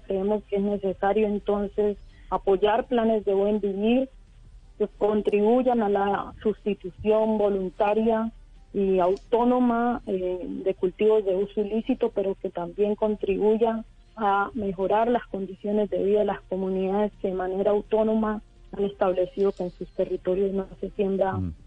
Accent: Colombia; also born or lived in Cauca

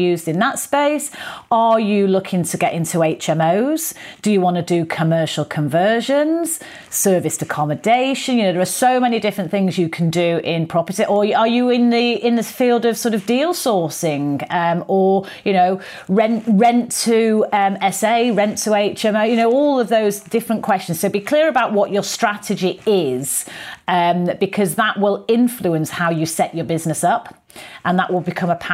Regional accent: Manchester, North West England, United Kingdom; moved away as an adult; also born or lived in London; Manchester, my original hometown.

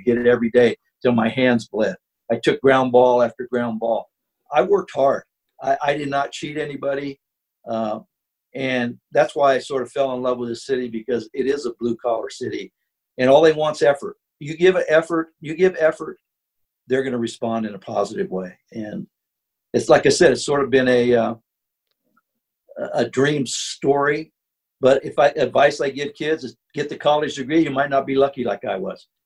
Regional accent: Sacramento, California, United States; moved away as an adult; now in Philadelphia, United States; I'm from California

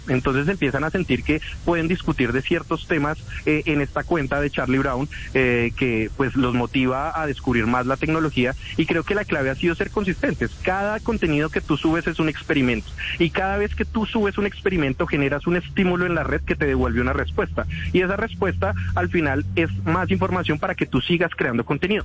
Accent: Bogotá, Colombia; accent: bogotano; como bogotano siento que tenemos un acento muy neutro

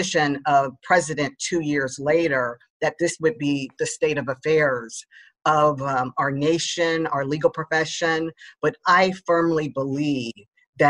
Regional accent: Dayton, Ohio, United States; now in Chicago, United States; I grew up in Dayton, Ohio, which is very similar to Chicago

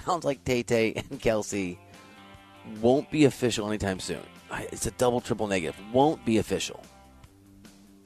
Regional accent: Iowa, United States; I'm from Iowa

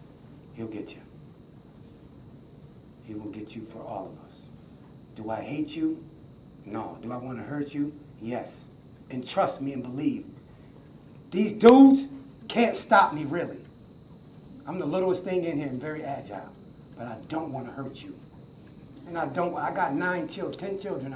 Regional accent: Buffalo, New York, United States; We were born and raised in Buffalo. Yes, we are from Buffalo. Yes, this is our home

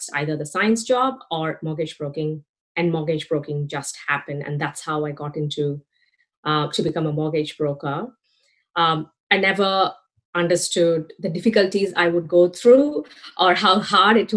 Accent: India; now in Australia; I'm from India, for those people who don't know about me. I've been in Australia since 2006.

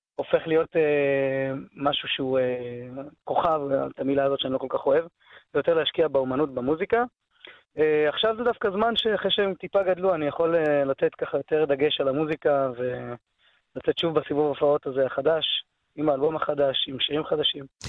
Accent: Jerusalem, Jerusalem District, Israel; כן, גדלתי בירושלים, נולדתי בירושלים

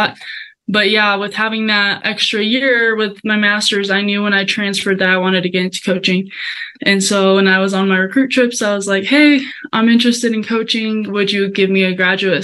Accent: Colombia; now in United States; I was able to go back to Columbia, which I'm originally from there. So it was a very sweet moment to be in my home country

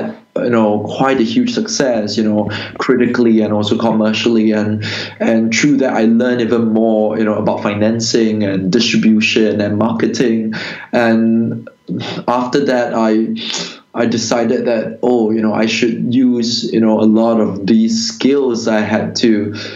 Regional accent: Singapore; when I was growing up in Singapore in the 90s

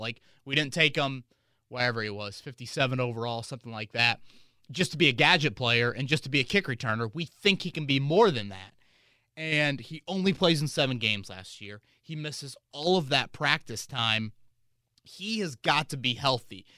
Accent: Carmel, Indiana, United States; I grew up in Carmel, Indiana

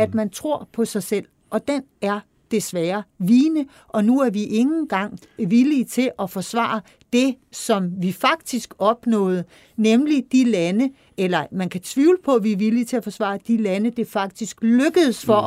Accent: Denmark; som, som dansker

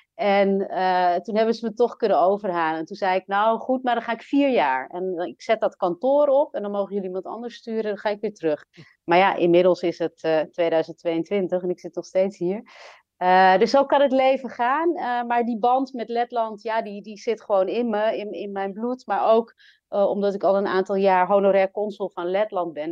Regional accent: Amsterdam, North Holland, Netherlands; moved away as an adult; also born or lived in Latvia; En ik ben geboren en opgegroeid in Nederland, in Amsterdam.

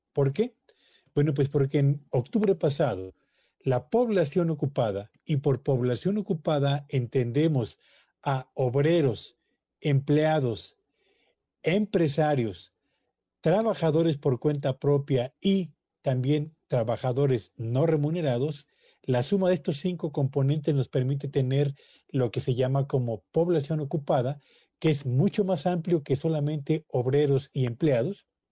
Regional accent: Mexico

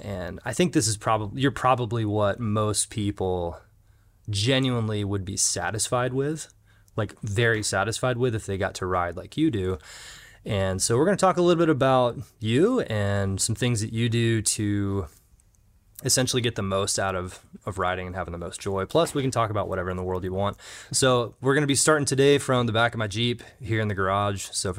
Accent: Jacksonville, Florida, United States; born or raised there

